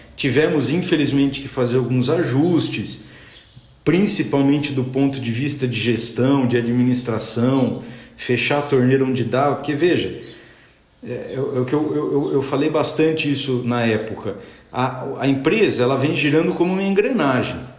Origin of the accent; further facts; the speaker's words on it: São Paulo, Brazil; moved away as an adult; now in Brotas, Brazil; sou de Brotas, mas morei a minha vida inteira em São Paulo